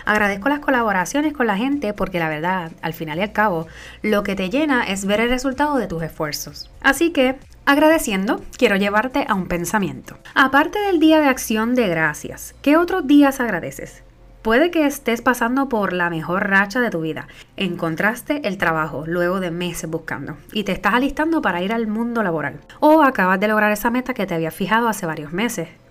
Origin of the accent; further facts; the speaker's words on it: Puerto Rico; moved away; yo soy la boricua fuera de la isla.